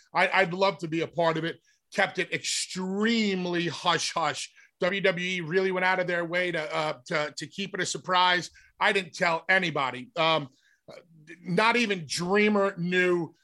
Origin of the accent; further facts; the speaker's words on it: New York, United States; also born or lived in Philadelphia; New York being my hometown